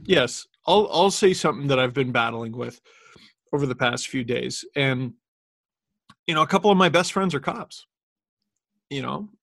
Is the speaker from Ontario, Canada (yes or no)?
yes; Toronto, Ontario, Canada; we grew up in Scarborough